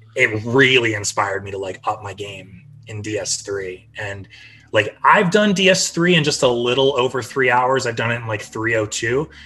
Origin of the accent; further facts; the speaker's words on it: Midwest, United States; moved away; I grew up in the Midwest, and like I grew up as a Cavs fan